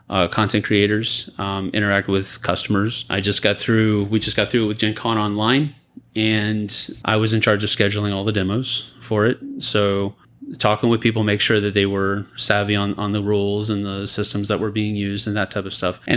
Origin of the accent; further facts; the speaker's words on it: San Antonio, Texas, United States; moved away; I was born and raised here.